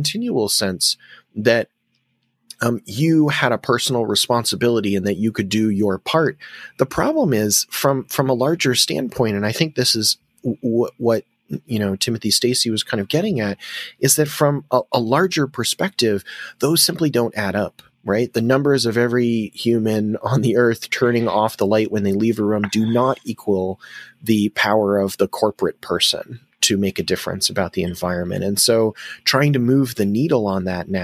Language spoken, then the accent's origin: English; United States; As an American